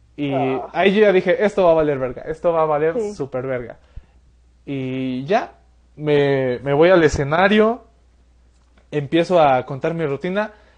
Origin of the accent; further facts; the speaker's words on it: Mexico City, Mexico; yo soy de la Ciudad de México, no soy de Pachuca